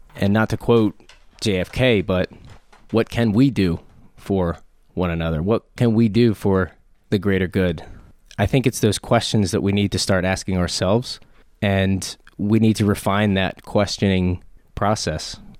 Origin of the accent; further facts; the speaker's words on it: Harrisburg, Pennsylvania, United States; I'm from Harrisburg, born and raised.